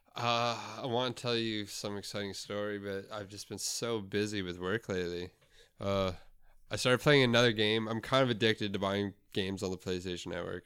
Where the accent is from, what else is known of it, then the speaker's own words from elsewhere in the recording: Canada; we're from Canada